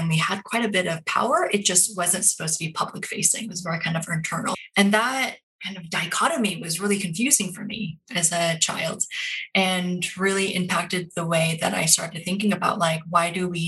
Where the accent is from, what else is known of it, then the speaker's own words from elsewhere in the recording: Portland, Oregon, United States; I'm Korean American. I grew up in Portland, Oregon before it was cool, at a time when I couldn't wait to leave.